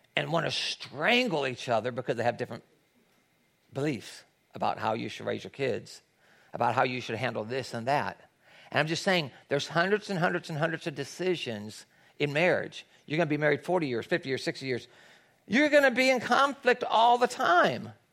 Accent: Tennessee, United States; now in Los Angeles, United States; I grew up in Tennessee where there's a lot of people that go to church, it's the Bible Belt.

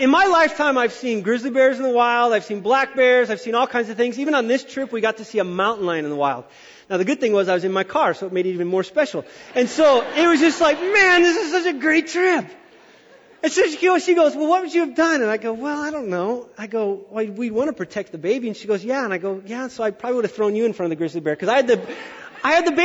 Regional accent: Wyoming, United States; I'm from Wyoming

